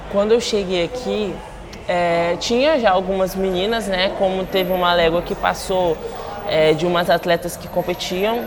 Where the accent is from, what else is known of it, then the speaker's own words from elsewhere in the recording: Guarapari, Espírito Santo, Brazil; moved away as an adult; now in São Paulo, Brazil; sou capixaba. É, hoje em dia eu resido na cidade de São Paulo, mas eu nasci no Espírito Santo, em Guarapari